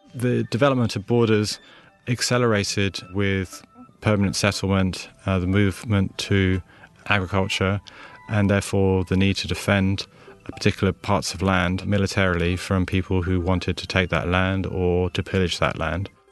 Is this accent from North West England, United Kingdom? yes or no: no; London, United Kingdom; I was born in London. Uh, my father is French, uh, and my mother is Estonian